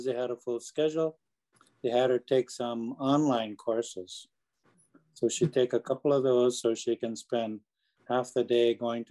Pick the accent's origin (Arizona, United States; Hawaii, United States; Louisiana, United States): Hawaii, United States; Big Island; also born or lived in Oahu; I was born on Big Island